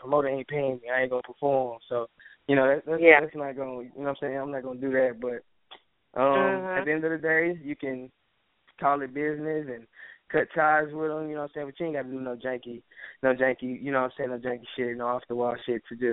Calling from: Houston, Texas, United States; I'm calling from Houston, Texas

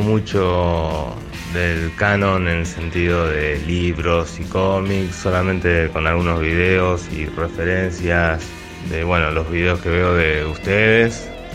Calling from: Rosario, Santa Fe, Argentina; saludos desde Rosario.

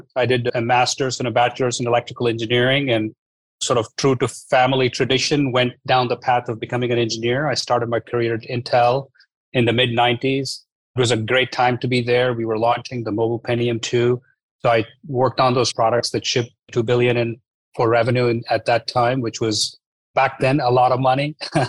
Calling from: San Francisco, California, United States; Hi, Ross. I'm here in our offices in San Francisco.

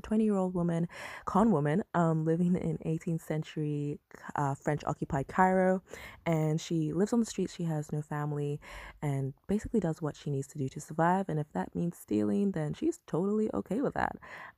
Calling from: Perth, Western Australia, Australia; I am listening in from Perth, Australia.

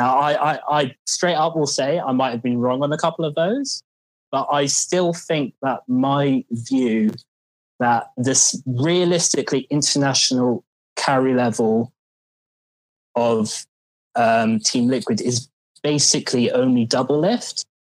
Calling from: London, United Kingdom; I'm calling from London.

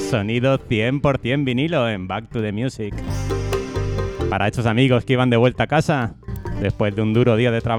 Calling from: Cartagena, Region of Murcia, Spain; de Cartagena.

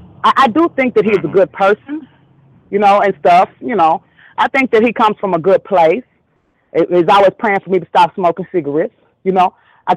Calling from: North Little Rock, Arkansas, United States; I'm calling from North Little Rock, Arkansas

